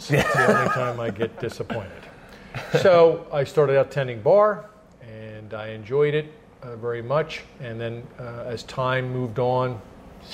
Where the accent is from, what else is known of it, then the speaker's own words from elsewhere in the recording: Phoenixville, Pennsylvania, United States; I was born and raised in Phoenixville, actually Kimmerton, and I was born and raised on a dairy farm